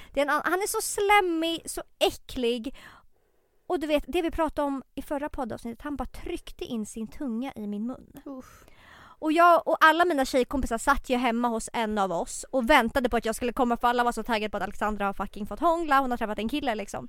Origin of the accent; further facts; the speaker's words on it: Tumba, Stockholm County, Sweden; jag är ju uppväxt i Tumba